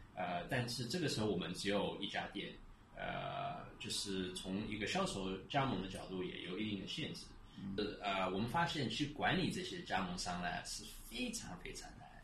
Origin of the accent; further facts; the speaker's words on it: United States; now in Shanghai, China; 我从小在国外长大的，呃，我是四岁移民到美国去的